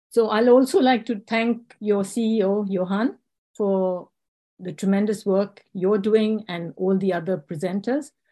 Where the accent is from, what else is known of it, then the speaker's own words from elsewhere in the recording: India; English is a second language; also born or lived in South Africa / England; I was born in South Africa during the apartheid era, but I can't say I grew up there. Uh, my parents sent us to India and then to England for our studies.